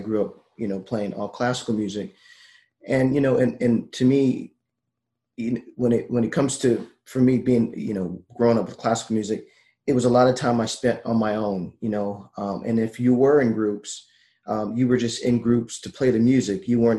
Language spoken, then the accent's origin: English; Miami, Florida, United States; I'm from Miami.